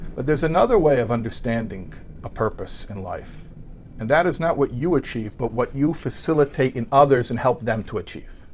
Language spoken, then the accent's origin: English; United States; I'm an American boy